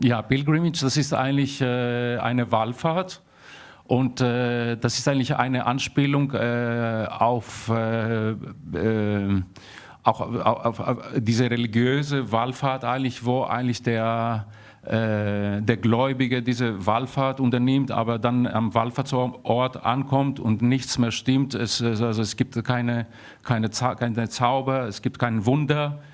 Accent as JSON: {"language": "German", "town": "Athens", "region": "Attica", "country": "Greece", "tie": "born or raised there", "also_born_or_lived": "Darmstadt, Germany", "moved": "as an adult", "said": "Ich bin in Athen aufgewachsen"}